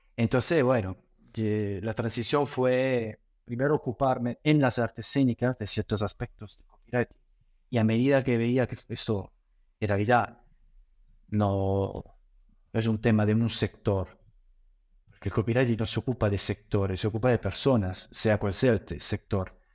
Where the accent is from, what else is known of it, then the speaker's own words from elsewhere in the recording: Italy; moved away as an adult; also born or lived in Granada, Spain / Buenos Aires, Argentina; me fui eh, de Italia, donde nací me formé hasta los 19 años